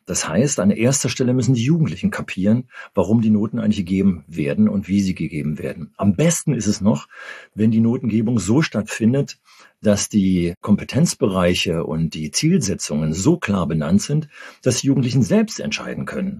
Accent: Berlin, Germany; bei uns in Berlin

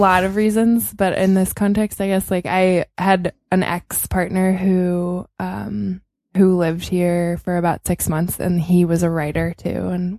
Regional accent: Chicago, Illinois, United States; moved away as an adult; now in Berlin, Germany; I grew up in Chicago, and I guess I'll come at this from like a queer angle, but I grew up in kind of a conservative family.

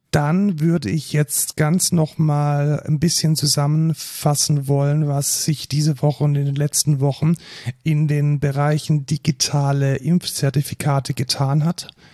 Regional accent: near Neckarsulm, Baden-Württemberg, Germany; aus Neckarsulm, das ist fast schon in meiner Heimat

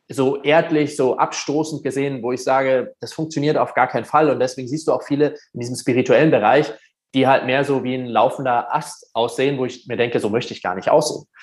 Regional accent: Germany; Aber er so, hey, du bist doch auch Deutscher, oder? Und ich so, ja.

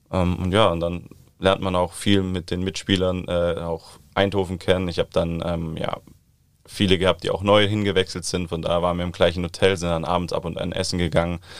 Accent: Southern Germany, Germany; aber ich komme ja eigentlich aus dem Süden des Landes, von daher vermisse ich meine Freunde dann schon, äh, Familie auch.

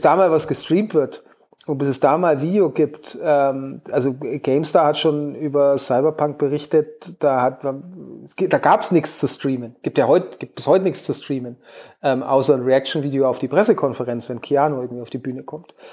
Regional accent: Hof, Bavaria, Germany; in meiner Heimatstadt in Hof. Meine Eltern leben hier auch

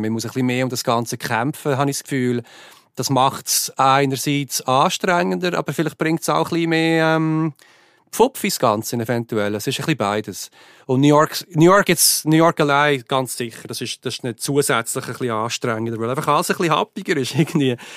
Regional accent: Switzerland; now in United States; ich bin Schweizer

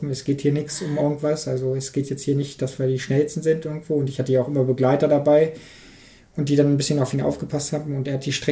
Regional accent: Harz, Germany; ich möchte eigentlich hier in Harz, darum Harz ist meine Heimat, die Gegend ist so schön

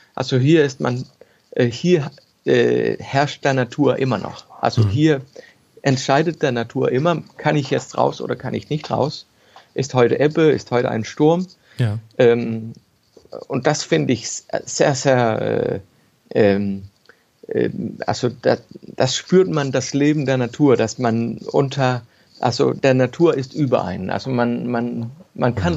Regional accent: Ballum, Southern Denmark, Denmark; also born or lived in Copenhagen; ich bin in, in Ballum geboren. Das ist ein kleines Dorf auf dem Festland, genau, genau bei Römer, bloß auf dem Festland. Und als Kind habe ich halt jeden Tag, bin ich bei mir rumgelaufen und habe verschiedene Dinge gesehen und gefunden und so weiter. Und bin halt da aufgewachsen

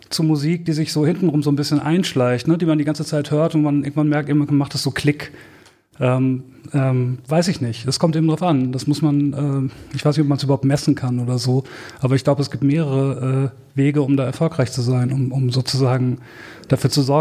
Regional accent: Herford, North Rhine-Westphalia, Germany; born there; bis Herford, der Ort, wo ich geboren bin, direkt nebenan ist Balzers-Ufflen

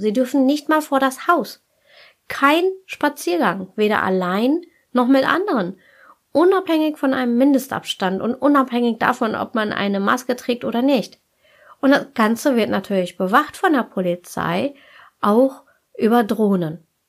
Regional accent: Germany

